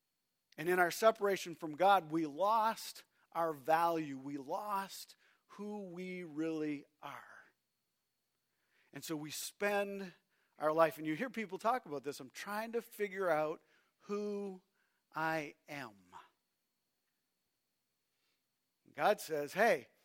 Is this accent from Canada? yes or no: yes; Canada; I'm a Canadian